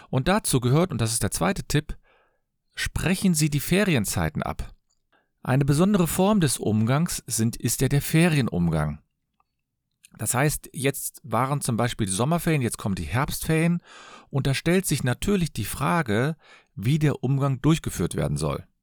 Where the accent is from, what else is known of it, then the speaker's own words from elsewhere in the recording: Cologne, North Rhine-Westphalia, Germany; Ich komme aus Köln. Ich bin Fachanwalt für Familienrecht.